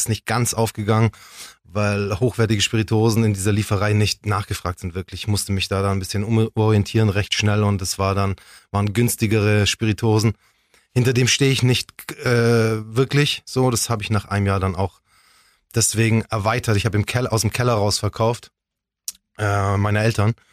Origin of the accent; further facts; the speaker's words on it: Ulm, Baden-Württemberg, Germany; Ich bin Ulmer. Ich bin hier geboren, ich bin hier aufgewachsen.